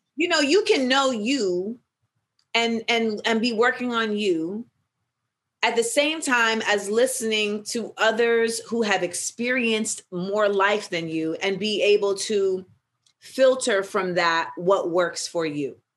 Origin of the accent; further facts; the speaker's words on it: Orlando, Florida, United States; also born or lived in Los Angeles, California; I moved to Orlando for third grade